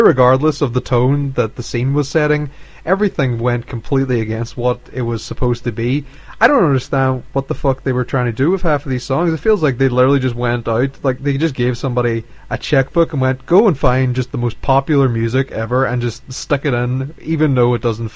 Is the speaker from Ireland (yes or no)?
yes; Ireland; we are Irish